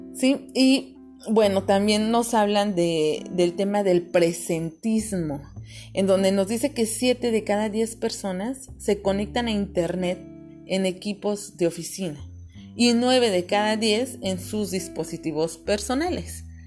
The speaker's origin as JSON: {"language": "Spanish", "region": "Mexico City", "country": "Mexico", "moved": "as an adult", "lives_now": "Cancún, Mexico", "said": "yo soy de la Ciudad de México, ahora tengo la fortuna de vivir en Cancún"}